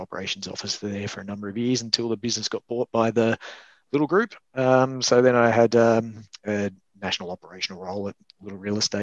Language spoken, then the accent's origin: English; Central West New South Wales, Australia; moved away; also born or lived in Brisbane; I'm from Central West New South Wales originally, so I was kind of working at a service station after high school